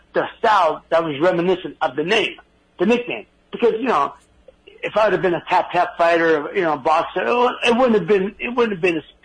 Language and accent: English; Youngstown, Ohio, United States; also born or lived in New York; born and raised here in Youngstown